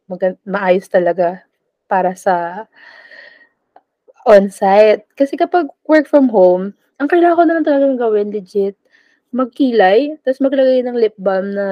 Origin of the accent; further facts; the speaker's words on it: Philippines; Hindi ako taga Metro Manila. Isa po akong probinsyana.